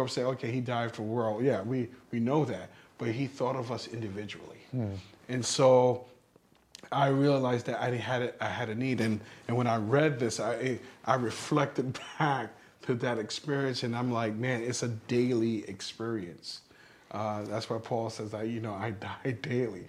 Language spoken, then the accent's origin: English; New York City, New York, United States; growing up where I grew up in New York City